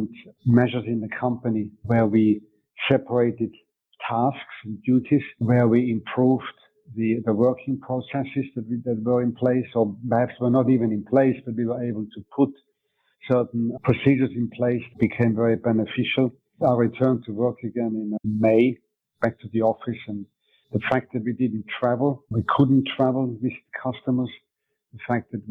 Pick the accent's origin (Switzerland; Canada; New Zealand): Switzerland; first language German; English is a second language; moved away as an adult; also born or lived in England / Denmark; now in Mundelein, Illinois, United States; I was originally born in Switzerland. I moved to England when I was 19 years old. My mother tongue is German, so I had to learn my English in England.